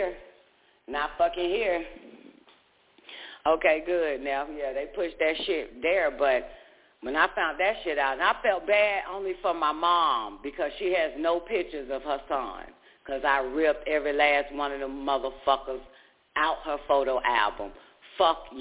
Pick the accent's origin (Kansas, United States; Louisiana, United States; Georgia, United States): Georgia, United States; moved away; also born or lived in Washington, D.C.; I'm from the South, boo. But when we moved from Georgia to District of Columbia